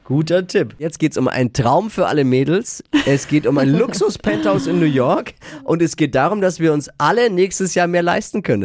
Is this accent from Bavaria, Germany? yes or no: yes; Bavaria, Germany; bei uns in Bayern